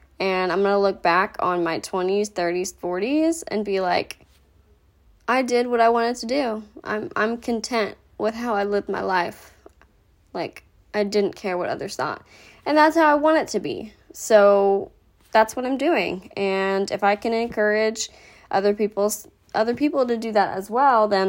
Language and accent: English; Rowlett, Texas, United States; I grew up in Rowlett, Texas